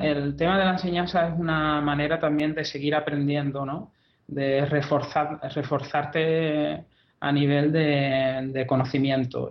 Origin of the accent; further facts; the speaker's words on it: Andalusia, Spain; yo soy andaluz